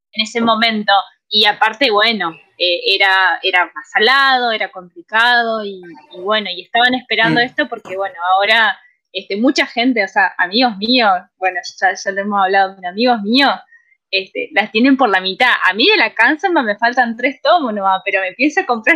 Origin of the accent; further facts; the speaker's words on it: Santa Fe, Argentina; soy de Santa Fe